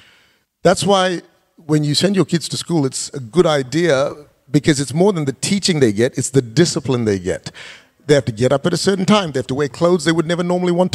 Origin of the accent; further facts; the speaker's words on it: Perth, Western Australia, Australia; moved away as an adult; also born or lived in Malaysia; as a single guy growing up in Perth, before I went to Malaysia to start Kingdom City